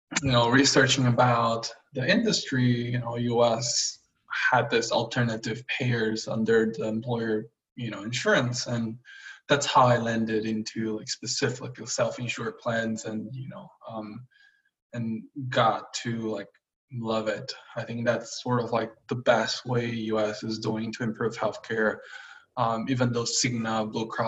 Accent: Brazil; moved away as an adult; also born or lived in China; I was born and raised in Brazil

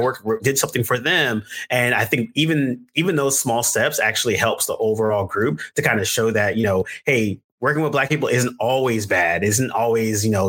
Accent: Bay Area, California, United States; moved away as an adult; also born or lived in Brooklyn, New York; I'm from California, Bay Area originally, and so the majority of my classmates and stuff, it's a multicultural.

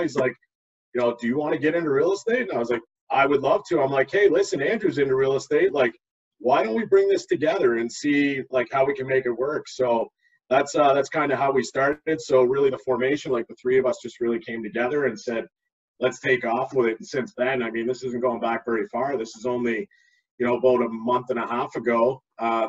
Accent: Halifax, Nova Scotia, Canada; moved away as an adult; also born or lived in Niagara, Ontario / Hamilton, Ontario; now in Ontario, Canada; I'm originally from Halifax, Nova Scotia. I moved up here to Ontario back in 2004 for work.

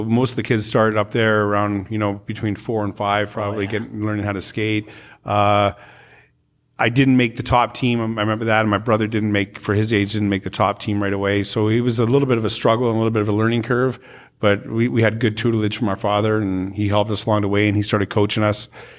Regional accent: Calgary, Alberta, Canada; Even though I was from Calgary, the Oilers moved from the WHA to the NHL

